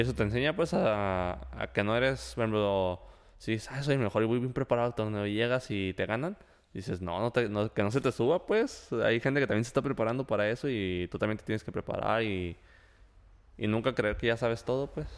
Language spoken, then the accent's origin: Spanish; Mexico